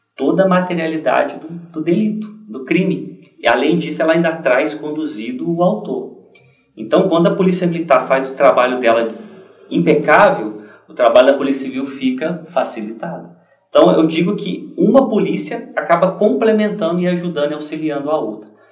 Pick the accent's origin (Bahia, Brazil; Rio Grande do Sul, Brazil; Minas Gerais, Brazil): Minas Gerais, Brazil; Juiz de Fora; moved away as an adult; also born or lived in Paraná; lá na minha cidade de Juiz de Fora